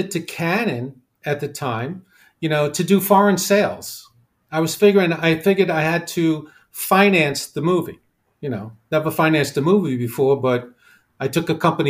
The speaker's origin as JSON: {"language": "English", "town": "New York City", "region": "New York", "country": "United States", "tie": "born or raised there", "accent": "New York", "moved": "as an adult", "lives_now": "Los Angeles, United States", "said": "I grew up in New York. You can probably tell from I still have my accent, you know. You know, born and raised in New York City, and in my late 20s, I started as a public accountant, and I moved to L.A."}